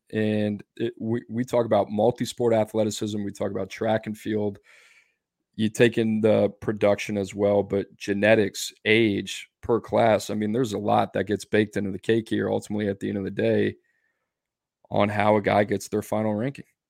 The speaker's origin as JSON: {"language": "English", "region": "Louisiana", "country": "United States", "tie": "born or raised there", "moved": "yes", "said": "I grew up in Louisiana"}